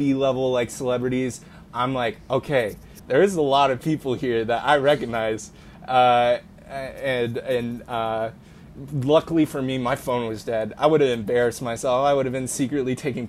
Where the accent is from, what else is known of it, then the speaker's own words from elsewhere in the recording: Portland, Oregon, United States; I'm from Portland